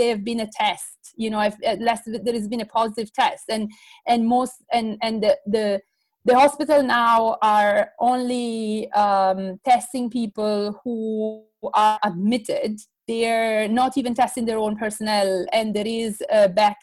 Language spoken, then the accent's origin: English; Bergamo, Lombardy, Italy; I'm precisely from Bergamo, from the area which has been most affected.